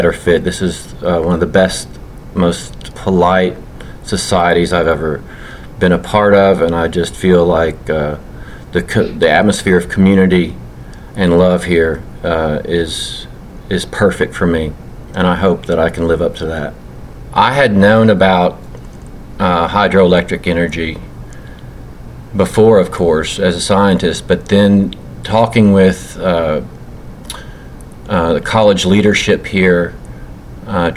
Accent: LaRue County, Kentucky, United States; I was raised in LaRue County, Kentucky, which is the birthplace of Abraham Lincoln, and so I consider myself a Kentuckian through and through

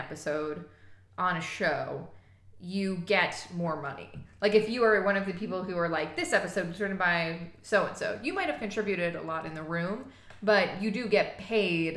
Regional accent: Long Island, New York, United States; I'm from Long Island

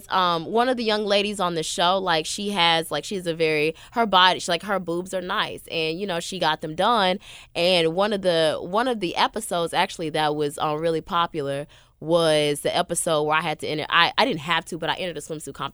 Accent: the South, United States; And I was like, yeah. I'm from the South. I want to show about my life.

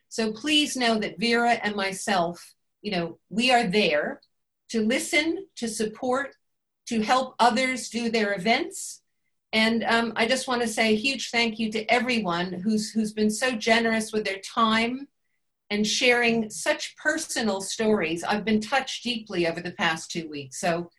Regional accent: United States; now in Bath, United Kingdom; I feel this is something I grew up with in America. I'm a 59-year-old woman

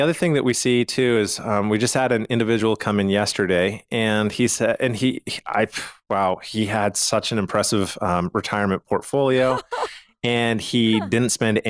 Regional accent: Calgary, Alberta, Canada; So I'm from Calgary, Canada, and my dad had a pretty large estate.

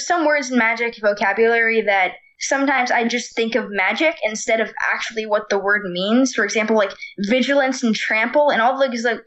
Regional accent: Boulder, Colorado, United States; I grew up in Boulder, Colorado, as I am right now

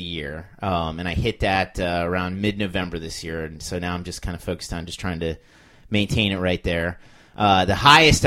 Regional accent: United States; being an American

